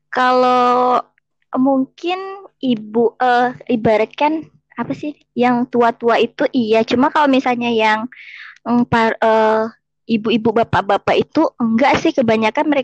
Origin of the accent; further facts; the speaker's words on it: Kalimantan, Indonesia; Tapi yang paling lucu itu ya, pertama masuk kuliah itu, aku tuh nggak ada yang bilang kalau aku tuh dari Kalimantan.